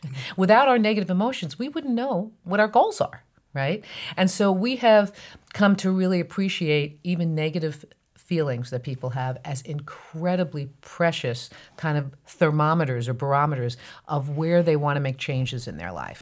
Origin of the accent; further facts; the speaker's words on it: New Jersey Meadowlands, United States; I grew up in North Jersey in an area just outside of Manhattan called the known as the New Jersey Meadowlands